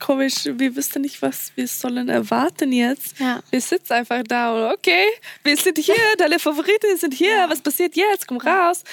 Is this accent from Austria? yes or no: no; Sweden; German is a second language; Ich komme aus Schweden